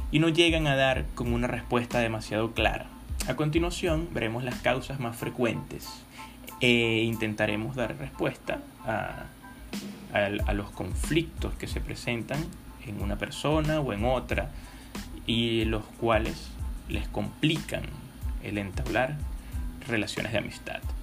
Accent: Venezuela; soy venezolano

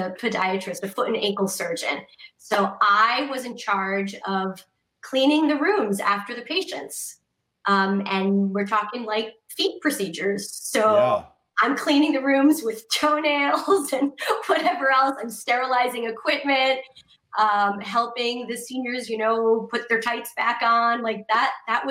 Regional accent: Connecticut, United States; I grew up in Connecticut

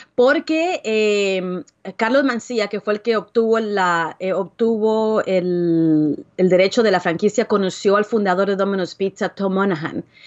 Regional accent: Guatemala; moved away; also born or lived in Dallas, Texas; Yo soy originalmente de Guatemala, pero vivía en Dallas, Texas.

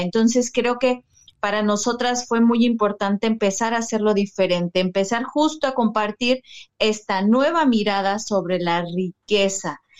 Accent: Cuernavaca, Morelos, Mexico; moved away as an adult; now in Mérida, Mexico; yo soy de México, de un de Morelos, Cuernavaca, Morelos. Actualmente justo me mudé a la ciudad de Mérida

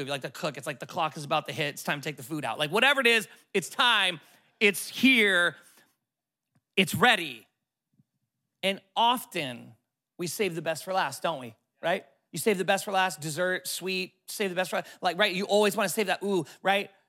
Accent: California, United States; I'm from California, total city boy

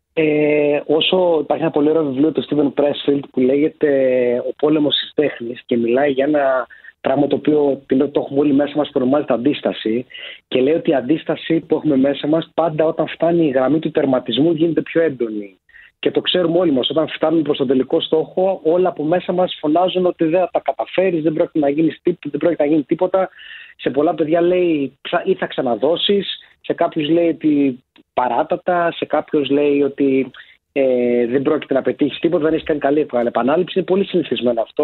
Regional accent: Larissa, Thessaly, Greece; moved away as an adult; now in Athens, Greece; Εγώ που γεννήθηκα και μεγάλωσα στη Λάρισα

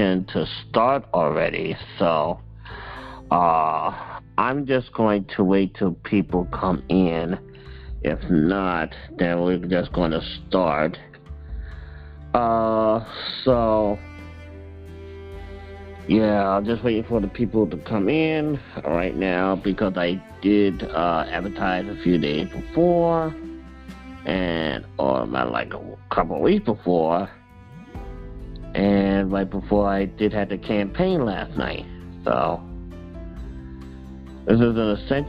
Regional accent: St. Louis, Missouri, United States; I am a widower from St. Louis, Missouri

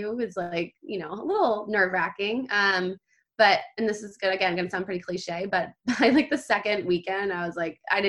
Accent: Texas, United States; moved away; I grew up in Texas and went to camp in Arkansas, actually, in the Ozark

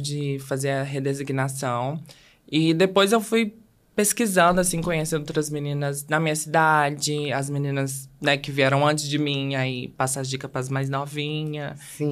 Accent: Belo Horizonte, Minas Gerais, Brazil; eu sou de Belo Horizonte

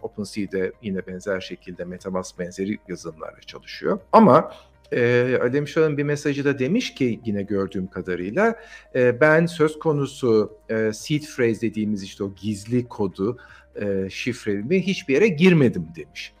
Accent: Turkey; biz Türkler olarak

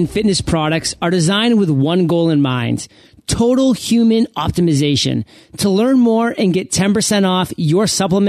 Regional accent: Maine, United States; growing up in Maine

